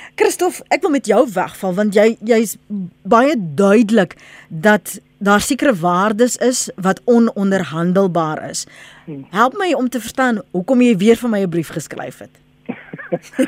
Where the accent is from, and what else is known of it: South Africa